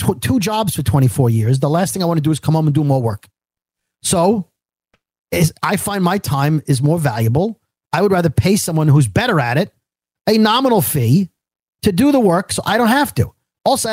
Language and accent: English; New York City, New York, United States; I'm from Brooklyn, where there was three trees on the block. I didn't grow up knowing how to mow my lawn